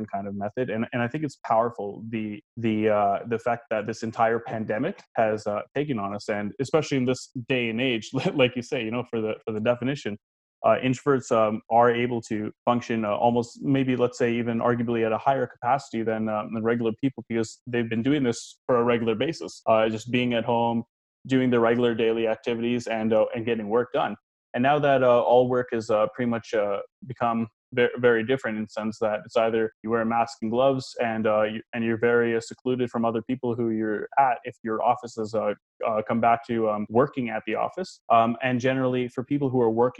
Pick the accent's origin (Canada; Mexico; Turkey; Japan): Canada; Toronto, Ontario; now in Mississauga, Canada; I was born and raised in Toronto, and then I moved to Mississauga later on